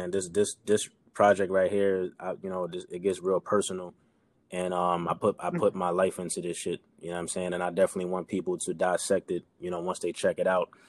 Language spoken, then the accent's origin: English; New York, United States; maybe I was you know I was from New York, whatever